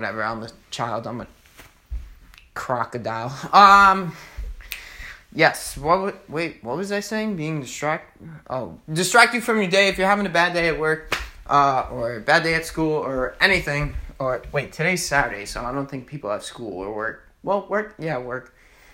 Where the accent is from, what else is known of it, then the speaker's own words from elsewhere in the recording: Hicksville, New York, United States; I'm here in Long Island, New York. I'm from Hicksville